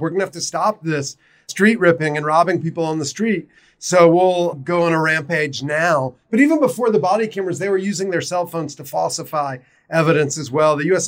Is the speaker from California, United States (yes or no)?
no; South Carolina, United States; now in Baltimore, United States; I'm originally from South Carolina.